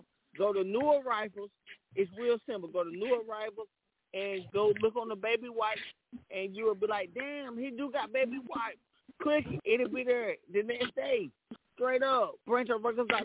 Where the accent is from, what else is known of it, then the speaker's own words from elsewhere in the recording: Tacoma, Washington, United States; I was born and raised on Tacoma